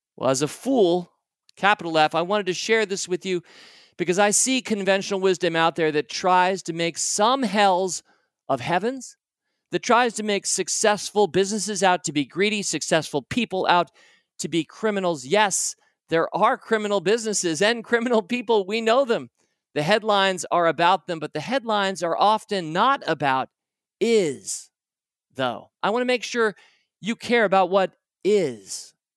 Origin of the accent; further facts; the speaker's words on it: United States; my experience of being an American